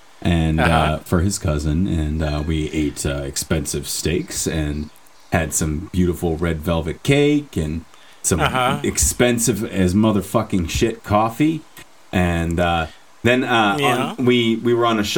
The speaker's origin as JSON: {"language": "English", "town": "Newark", "region": "New Jersey", "country": "United States", "said": "I just talk like this because I'm from Newark."}